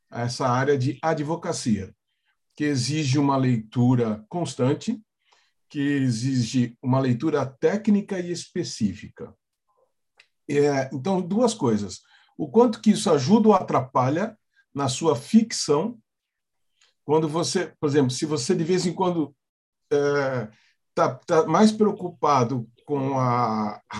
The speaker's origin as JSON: {"language": "Portuguese", "town": "Santos", "region": "São Paulo", "country": "Brazil", "also_born_or_lived": "São Carlos", "said": "sou de Santos, fui estudar em São Carlos e depois vim para São Paulo e, e voltei para Santos."}